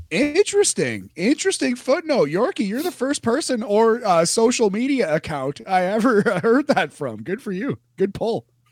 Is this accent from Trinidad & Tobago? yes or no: no; Canada; We're Canadian.